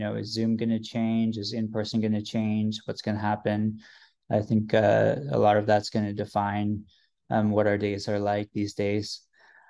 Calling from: Vancouver, British Columbia, Canada; I mean, I'm recording from Vancouver, Canada

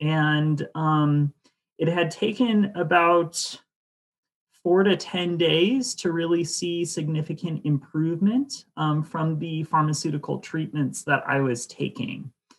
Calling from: Ashland, Oregon, United States; I'm back at the lab in Ashland, Oregon.

